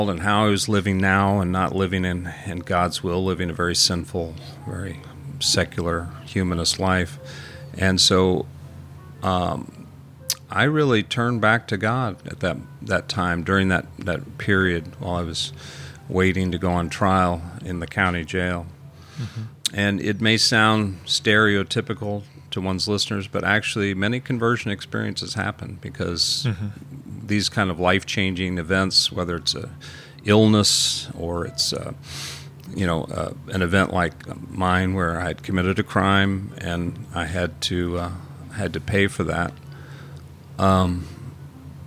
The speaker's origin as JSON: {"language": "English", "town": "Jefferson City", "region": "Missouri", "country": "United States", "tie": "born or raised there", "said": "I grew up in Jeff City"}